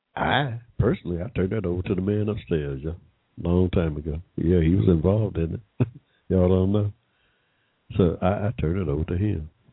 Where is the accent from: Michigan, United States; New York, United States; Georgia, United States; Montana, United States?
Georgia, United States; Henry County; I was born here in Georgia in 1945, yeah. Right in the middle of, I like to tell a story fondly, in the middle of a cotton field in Henry County, Georgia